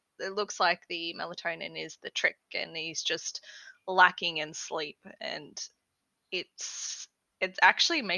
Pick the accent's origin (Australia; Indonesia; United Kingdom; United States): Australia; Queensland; I am Queenslander.